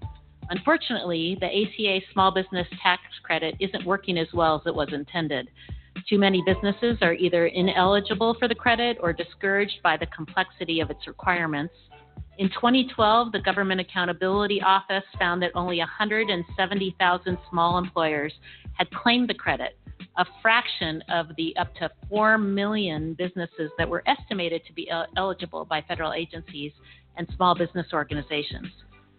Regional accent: Washington, United States; In my home state of Washington, there are over 500,000 small businesses.

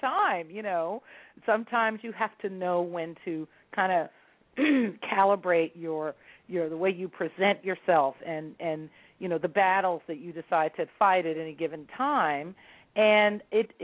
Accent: San Francisco, California, United States; San Francisco is my hometown

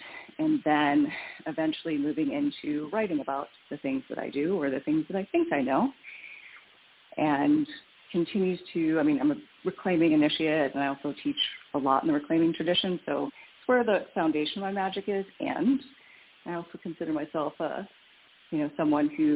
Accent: Midwest, United States; I grew up in the Midwest

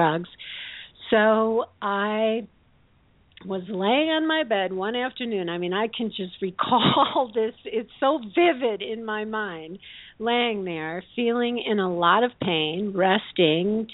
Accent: Midwest, United States; I grew up in the Midwest with very conservative values around sex

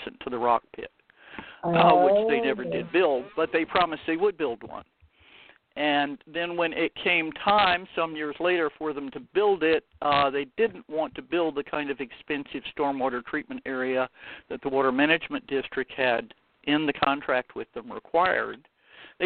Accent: Miami, Florida, United States; also born or lived in Martin County, Florida; I was born and raised in Miami, Florida, but now I live about 100 miles up the coast in a nice little county called Martin County.

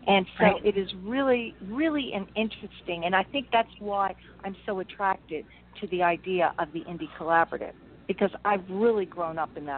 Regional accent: Ventnor, New Jersey, United States; Okay, so I grew up in Ventnor. I grew up with all your listeners. They play Monopoly. I grew up on Atlantic Avenue.

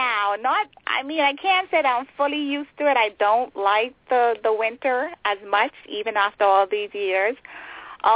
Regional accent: Nassau, New Providence, Bahamas; moved away as an adult; now in Maryland, United States; I was born and raised in the Bahamas. That's my home

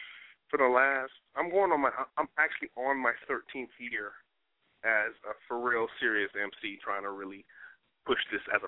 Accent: Newark, New Jersey, United States; born there; I got East Coast love, man. I was born in New Jersey, baby. Brick City stand up.

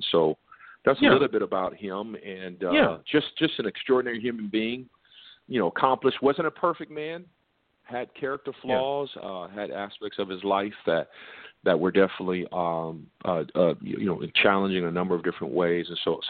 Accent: Compton, California, United States; also born or lived in Redondo Beach, California; I grew up in South Central LA in Compton, and a product, obviously, of that great city. I live in, obviously, Redondo now.

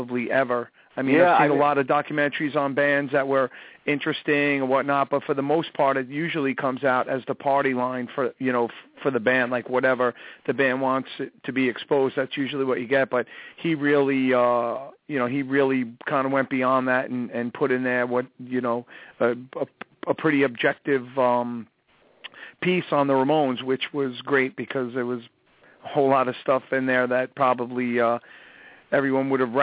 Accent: Long Island, New York, United States; I grew up on Long Island

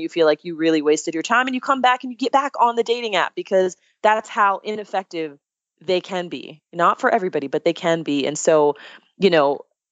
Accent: Daytona Beach, Florida, United States; Vince Carter is actually from my hometown. I'm from Daytona Beach, Florida.

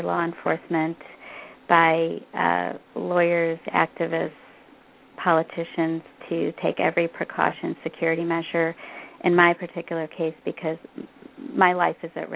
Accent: Bangalore, Karnataka, India; now in Illinois, United States; my hometown, Bangalore, which is in the state of Karnataka

